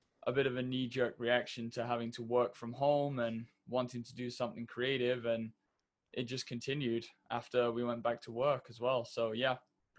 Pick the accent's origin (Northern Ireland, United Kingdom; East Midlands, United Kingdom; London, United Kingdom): East Midlands, United Kingdom; moved away as an adult; now in Tokyo, Japan; I'm originally from the East Midlands in England. I moved to Japan around about 5 years ago